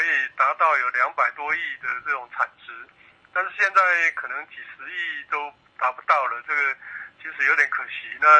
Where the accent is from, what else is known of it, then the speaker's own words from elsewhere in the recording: Taiwan; 那我们台湾人呢